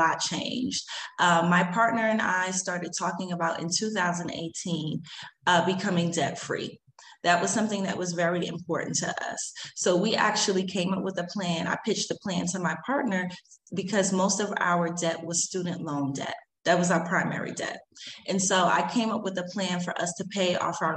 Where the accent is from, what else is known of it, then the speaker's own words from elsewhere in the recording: New York City, New York, United States; moved away as an adult; now in Santiago de Queretaro, Mexico; I'm originally from Harlem, New York City